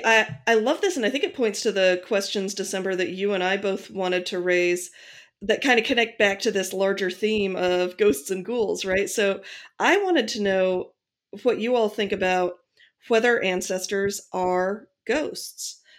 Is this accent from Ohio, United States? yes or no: yes; Akron, Ohio, United States; seventeen people I grew up with in Akron, Ohio